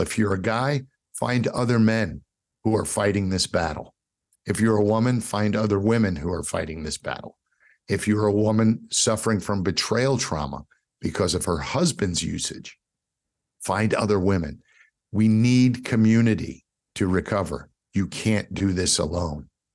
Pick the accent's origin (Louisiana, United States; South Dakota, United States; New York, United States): New York, United States; New York City; growing up in New York City